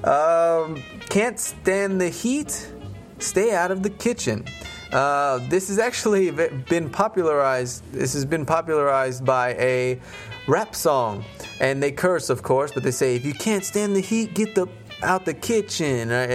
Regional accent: United States; moved away as an adult; now in Russia; I'm from America, so I was used to the American way

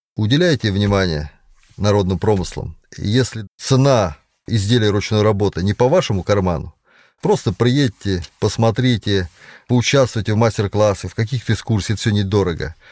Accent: Konakovo, Tver Oblast, Russia; also born or lived in Balakovo, Saratov Oblast; Родился я в Балаково Саратовской области с восьмого августа тысяча девятьсот восьмидесятого года, житель города Конакова.

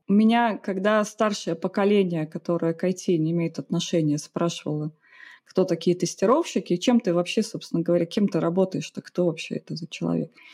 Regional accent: Saint Petersburg, Russia; Родом из Питера

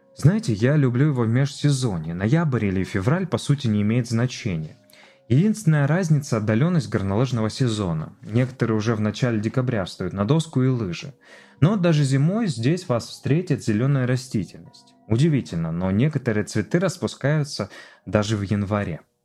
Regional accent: Siberia, Khakassia, Russia; moved away as an adult; also born or lived in Novosibirsk; now in Sochi, Russia; я убежденный сибиряк, и моя внутренняя Хакасия просторами степными расстилается

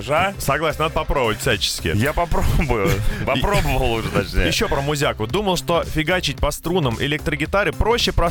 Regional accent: Yekaterinburg, Sverdlovsk Oblast, Russia; Когда давным-давно устраивался в такси в родном городе Екатеринбурге, думал, что неплохо знаю город.

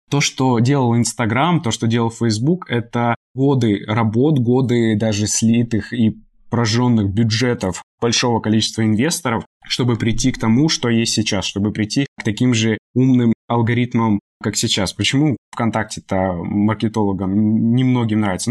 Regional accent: Moldova; moved away; с территории Молдовы, откуда я родом и у меня есть там э, в том числе гражданство параллельно с российским.

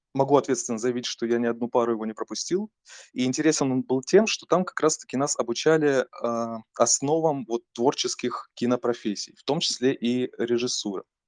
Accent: Taganrog, Rostov Oblast, Russia; я сам из Таганрога, это Ростовская область

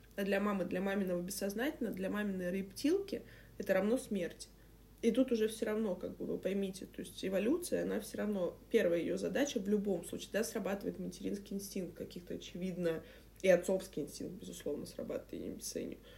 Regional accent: Saint Petersburg, Russia; я ещё из Петербурга, знаешь, у нас эти, м, парадные булки хлеба, там, я не знаю, эти дв-, дворы колодцы

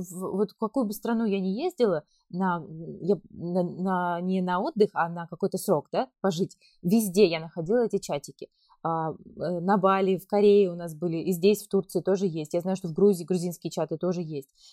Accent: Kemerovo Oblast, Russia; moved away as an adult; now in Turkey; я э, вообще родом из Кемеровской области

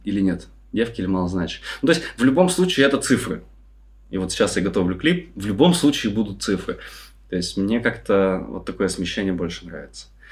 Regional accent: Saint Petersburg, Russia; now in Indonesia; я из Питера

